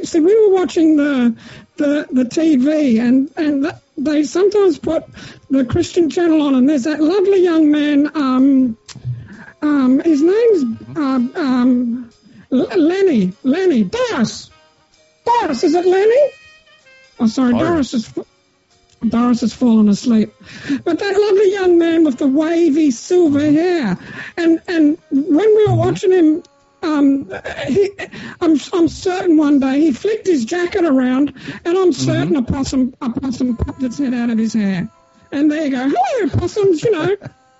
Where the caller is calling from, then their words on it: Melbourne, Victoria, Australia; I'm calling from Happy Hour Retirement Village in Melbourne.